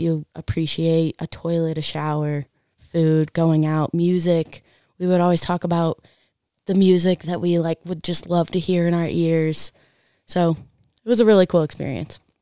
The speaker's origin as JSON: {"language": "English", "town": "Park City", "region": "Utah", "country": "United States", "tie": "born or raised there", "said": "I grew up in Park City"}